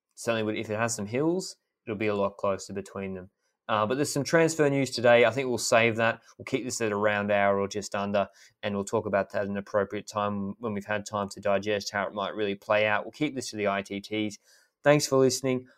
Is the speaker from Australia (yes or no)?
yes; Australia; I'm happy to call it even as Australian, a, as an Australian